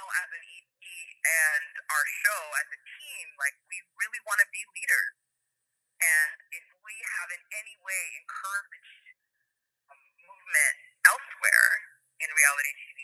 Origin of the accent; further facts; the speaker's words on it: Canada; I'm Canadian